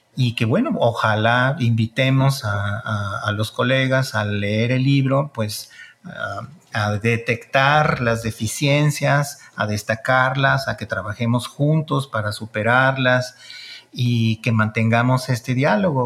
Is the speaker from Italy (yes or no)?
no; Mexico City, Mexico; now in Monterrey, Mexico; Yo provengo de la Ciudad de México